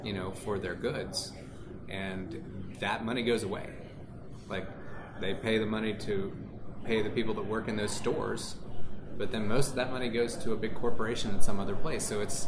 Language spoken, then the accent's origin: English; California, United States; I'm from California. It's $8 or whatever.